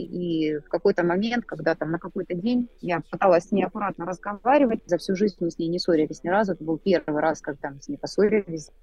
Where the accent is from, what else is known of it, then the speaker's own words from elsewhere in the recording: Rostov-on-Don, Rostov Oblast, Russia; moved away as an adult; now in Istanbul, Turkey; Я уроженка города Ростова-на-Дону. В настоящий момент я живу со своей семьей в Стамбуле